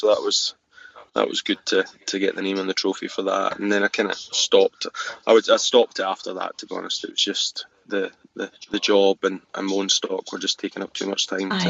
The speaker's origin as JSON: {"language": "English", "area": "Fife", "region": "Scotland", "country": "United Kingdom", "tie": "born or raised there", "also_born_or_lived": "Biggar, Lanarkshire", "said": "I was born in Lone Head Farm near Lavington at Bigger, and then we moved up to Llandifferin Farm in Fife when I was five"}